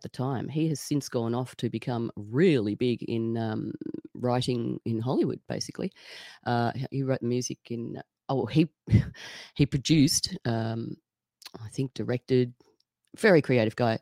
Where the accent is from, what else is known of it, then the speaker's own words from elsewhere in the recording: Sydney, New South Wales, Australia; moved away as an adult; also born or lived in Tasmania; I grew up in Sydney